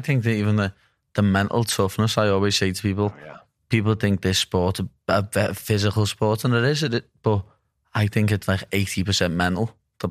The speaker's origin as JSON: {"language": "English", "town": "Liverpool", "region": "North West England", "country": "United Kingdom", "accent": "Scouse", "said": "A lot of people don't even realise I'm English. They think, oh, he's Irish. But it's not. It's just Scouse. It's the way we talk."}